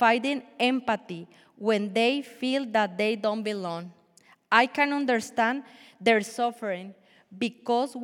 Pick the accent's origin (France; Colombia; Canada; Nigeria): Colombia; English is a second language; moved away as an adult; now in Illinois, United States; I was born and raised in Colombia, and I moved to U.S. when I was 23 years old. I have been living in Illinois for 17 years.